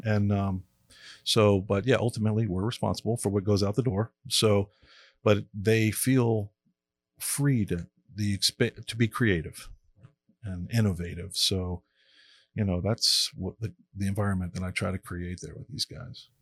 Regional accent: Miami, Florida, United States; I grew up in Miami and, uh, being a beach kid

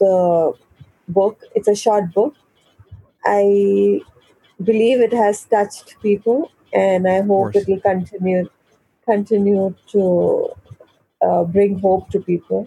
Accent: New Delhi, Delhi, India; I'm from New Delhi, India.

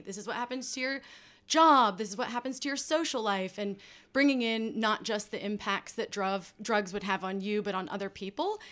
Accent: United States; moved away; that I grew up with in the States

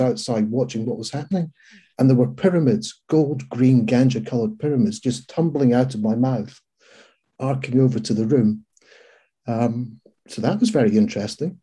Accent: Scotland, United Kingdom; being a Scot

